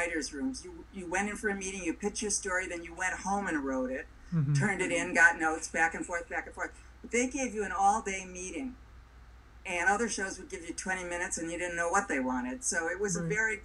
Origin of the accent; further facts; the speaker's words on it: Milwaukee, Wisconsin, United States; moved away; I'm from Milwaukee